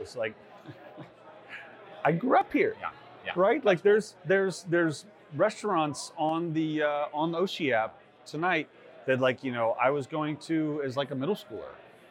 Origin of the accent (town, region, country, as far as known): Austin, Texas, United States; born or raised there